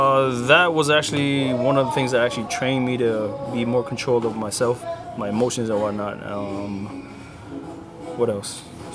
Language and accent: English; Lahaina, Hawaii, United States; I grew up in Lahaina, but I was in Kahana most of the time.